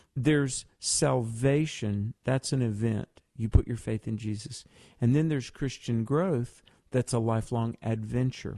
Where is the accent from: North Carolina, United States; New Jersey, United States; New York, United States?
North Carolina, United States; my home state of North Carolina